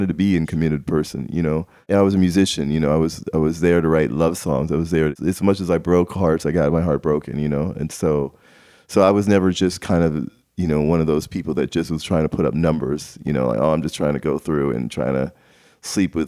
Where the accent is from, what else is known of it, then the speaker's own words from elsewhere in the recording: Nashville, Tennessee, United States; also born or lived in Maryland; growing up in Nashville